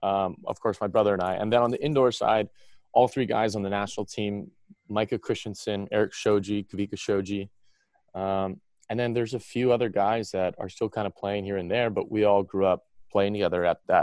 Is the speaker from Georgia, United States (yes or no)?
no; Honolulu, Hawaii, United States; I grew up in Honolulu, Hawaii.